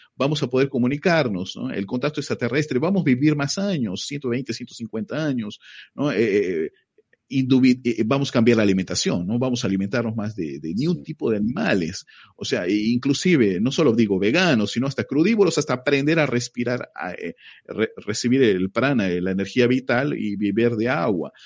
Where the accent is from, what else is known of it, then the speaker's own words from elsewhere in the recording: Peru; moved away as an adult; now in Brazil; yo soy peruano. Eh, yo vivo en Brasil ya 23 años.